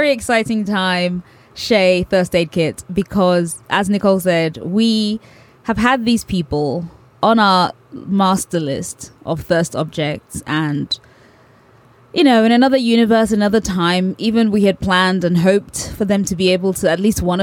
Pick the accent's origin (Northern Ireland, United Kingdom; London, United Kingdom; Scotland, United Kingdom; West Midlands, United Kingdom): London, United Kingdom